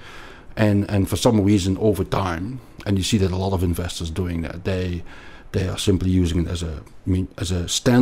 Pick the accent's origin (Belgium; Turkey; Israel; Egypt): Belgium; like you can probably hear from my accent, I grew up in Belgium, and we learned French at school